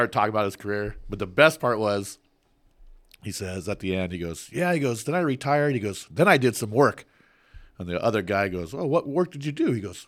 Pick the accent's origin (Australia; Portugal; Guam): Guam; from Guam.